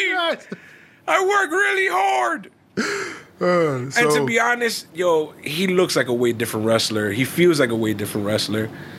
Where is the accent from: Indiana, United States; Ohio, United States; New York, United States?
New York, United States; I'm from New York.